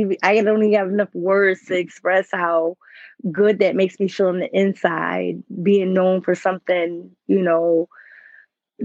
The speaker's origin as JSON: {"language": "English", "town": "Lockport", "region": "New York", "country": "United States", "tie": "born or raised there", "said": "It's a little town called Lockport."}